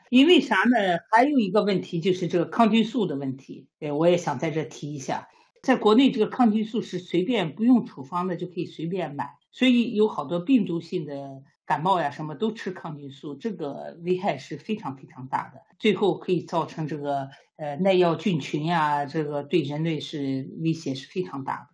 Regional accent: China; now in Sweden; 我们中国人

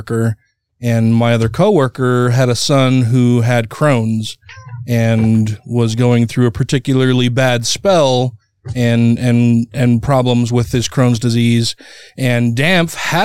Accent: Murray, Utah, United States; grew up here in my hometown of Murray, Utah

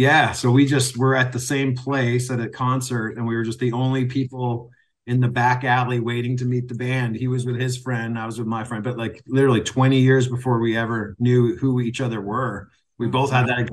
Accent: Kitchener, Ontario, Canada; moved away as an adult; also born or lived in Wales / Edmonton / Hamilton / Toronto; now in Michigan, United States; was born in Britain, in Wales. Mm-hmm. I'm fully Welsh. I moved to Canada when I was 4 years old. Oh. And I moved to Edmonton first. And then I lived there just for a few years. And we moved to Ontario, to basically Kitchener is where I grew up

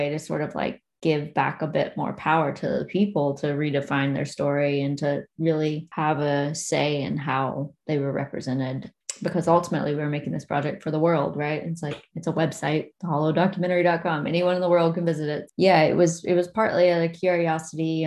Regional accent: Logan County, West Virginia, United States; also born or lived in Abingdon, Virginia; now in Boston, United States; And I grew up in Logan County, which is next door to McDowell County

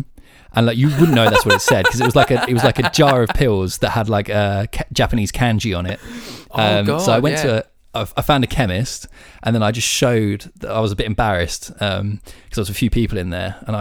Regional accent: United Kingdom; being like British

